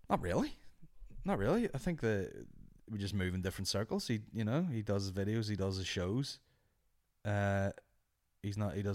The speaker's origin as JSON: {"language": "English", "country": "United Kingdom", "said": "I love the Queen, I'm British."}